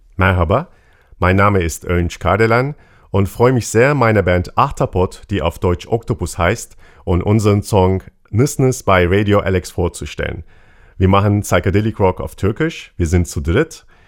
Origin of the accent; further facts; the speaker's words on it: Turkey; now in Mainz, Germany; Ich bin in der Türkei aufgewachsen